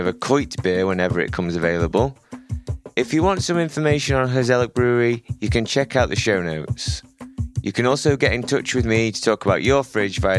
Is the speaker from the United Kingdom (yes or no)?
yes; England, United Kingdom; I'm from England